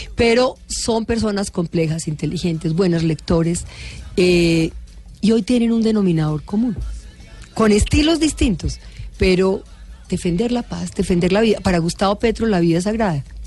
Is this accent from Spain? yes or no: no; Colombia